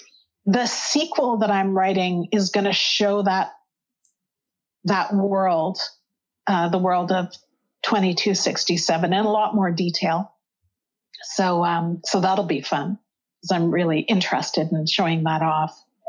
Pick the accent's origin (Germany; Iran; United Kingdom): United Kingdom; Northern England; But we're not. We're not Scottish. We're from Northern England.